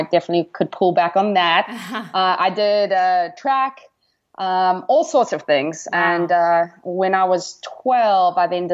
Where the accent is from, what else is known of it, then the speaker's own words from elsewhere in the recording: Kimberley, Northern Cape, South Africa; moved away; I am from South Africa, Kimberley to be exact